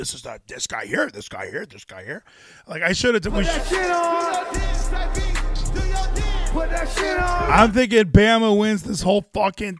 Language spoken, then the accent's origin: English; the South, United States; I'm from the South